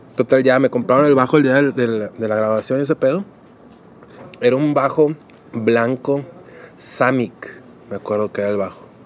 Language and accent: Spanish; Monterrey, Nuevo León, Mexico; also born or lived in Donauwörth, Germany; me vengo yo con mi madre a Monterrey, México, que ya estaban viviendo aquí mis abuelos. Cuando yo tenía aproximadamente cuatro años